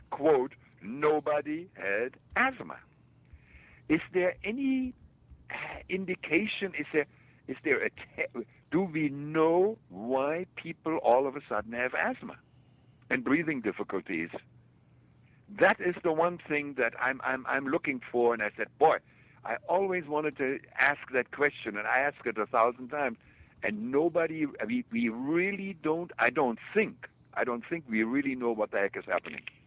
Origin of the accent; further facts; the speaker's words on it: Germany; moved away; also born or lived in Kansas City; I grew up in Germany.